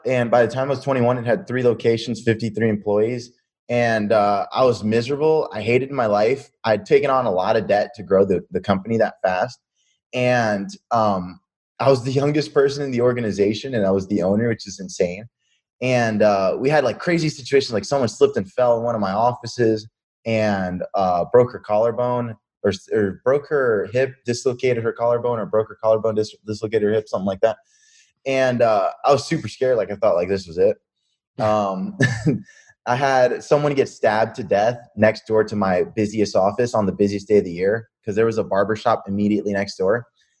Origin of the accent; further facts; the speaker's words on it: Pennsylvania, United States; also born or lived in New York City / Las Vegas / New Jersey / Tampa; So we lived in Vegas. We lived in New Jersey. I was born in New York City, lived in Tampa, lived in Colorado, grew up from 12 to like 20 in Pennsylvania.